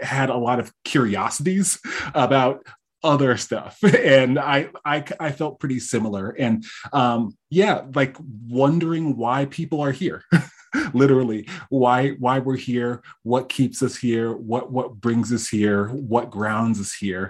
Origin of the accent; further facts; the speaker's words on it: East Coast, Connecticut, United States; moved away as an adult; now in California, United States; born and raised on the East Coast.